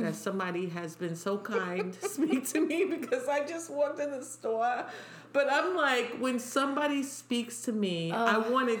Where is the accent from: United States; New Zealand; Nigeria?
United States; New York City, New York; accent: New York; I was born and raised in New York